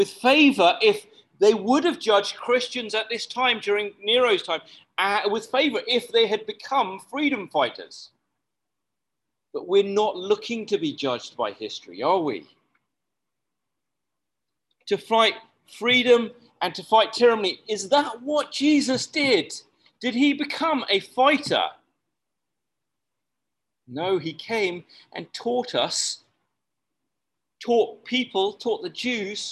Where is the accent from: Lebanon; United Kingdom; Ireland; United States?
United Kingdom; now in Malaysia; As a British person